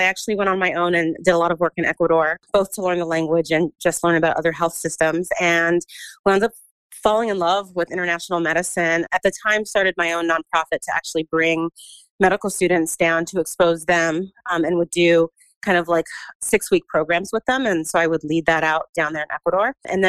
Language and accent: English; California, United States; also born or lived in East Coast; So I'm actually originally from Southern California, but we kind of just moved around a lot as a family and wound up on the East Coast.